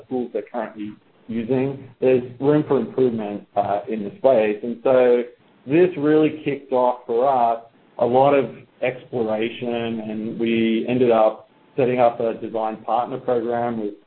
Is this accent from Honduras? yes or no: no; Australia; moved away as an adult; now in United States; as you can probably tell from my accent, I'm not a native of the U.S., although I recently became a citizen. I am from down under, Australia